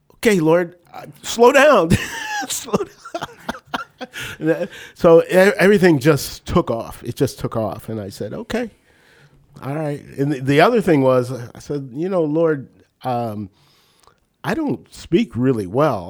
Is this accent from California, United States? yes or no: no; New Castle, Pennsylvania, United States; also born or lived in Uniontown, Pennsylvania; now in Northeast Ohio, United States; I'm a Western P A, born and bred